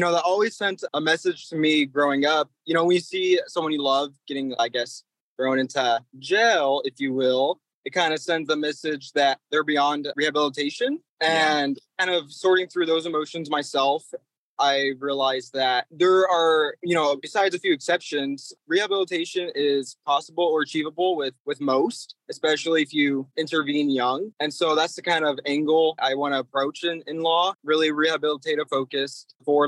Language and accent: English; Washington, United States; It's a little town in Washington.